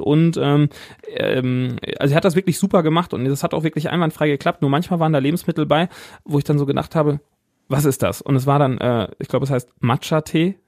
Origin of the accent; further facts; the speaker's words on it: Siegen, North Rhine-Westphalia, Germany; hier bei uns in Siegen, wo wir herkommen